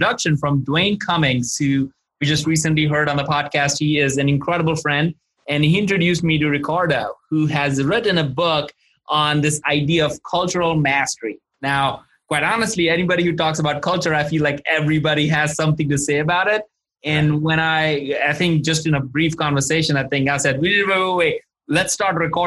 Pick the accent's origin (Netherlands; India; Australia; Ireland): India; moved away; I'm originally from India